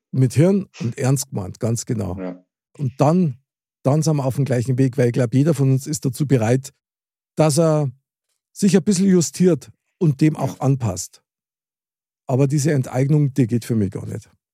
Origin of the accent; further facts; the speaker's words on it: Munich, Bavaria, Germany; ich bin ein Münchner Kindl mit Herz und Seele